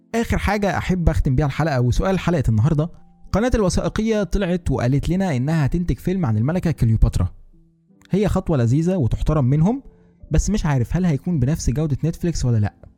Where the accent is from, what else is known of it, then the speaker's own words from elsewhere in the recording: Egypt; واحنا كمصريين